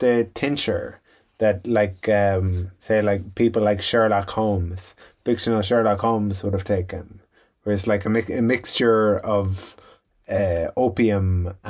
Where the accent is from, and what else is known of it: Ireland